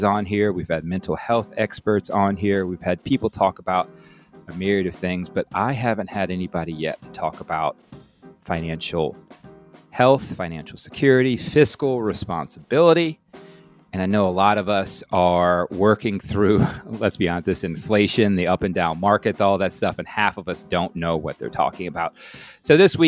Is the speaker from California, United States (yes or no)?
no; New Orleans, Louisiana, United States; I was born in New Orleans